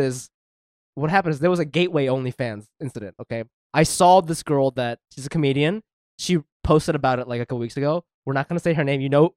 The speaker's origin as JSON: {"language": "English", "country": "Japan", "moved": "yes", "said": "I'm from Japan. It's a whole thing. It's different when you don't grow up here."}